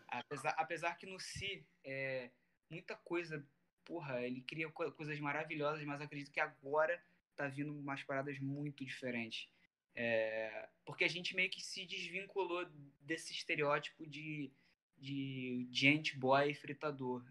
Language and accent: Portuguese; Rio de Janeiro, Brazil; eu, o … e o …, a gente é do Rio.